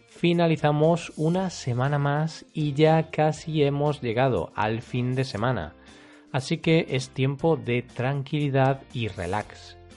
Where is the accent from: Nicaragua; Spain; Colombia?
Spain; Por ejemplo, yo, cuando hablo inglés, tengo acento español. Si me escucháis hablando inglés, podréis saber que soy de España.